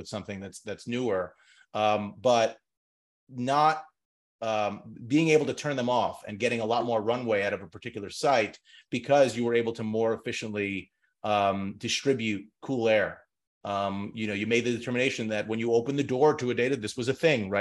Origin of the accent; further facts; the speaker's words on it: New York City, New York, United States; moved away as an adult; now in New Jersey, United States; I'm a New Yorker through and through